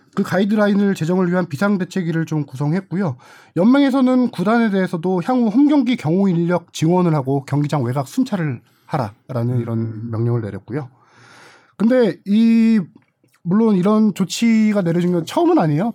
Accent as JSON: {"language": "Korean", "town": "Suwon", "region": "Gyeonggi Province", "country": "South Korea", "tie": "born or raised there", "said": "제가 수원 출신이다 보니까"}